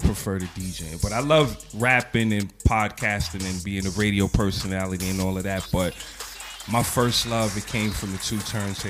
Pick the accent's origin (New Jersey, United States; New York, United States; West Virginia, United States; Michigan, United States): New York, United States; New York City; I'm from the Boogie Down.